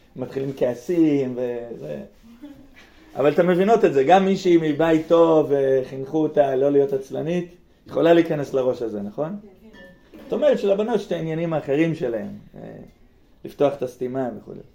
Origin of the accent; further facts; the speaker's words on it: near Be'erot Yitzhak, Central District, Israel; בגלל בארות יצחק לידינו